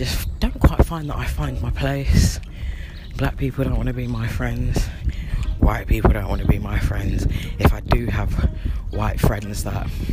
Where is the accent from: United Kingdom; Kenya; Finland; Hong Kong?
United Kingdom; London; born or raised there; moved away as an adult